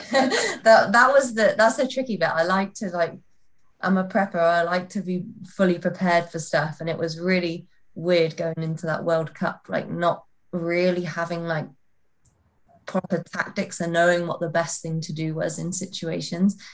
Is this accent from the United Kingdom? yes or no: yes; North Wales, United Kingdom; also born or lived in Leamington; I'm from North Wales, which is only half an hour away from Chester